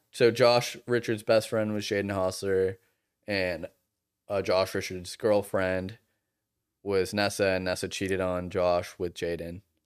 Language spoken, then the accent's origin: English; Boston, Massachusetts, United States; moved away; I'm from Boston